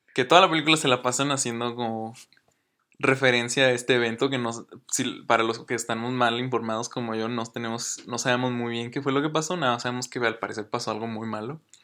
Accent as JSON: {"language": "Spanish", "country": "Mexico", "said": "yo soy mexicano"}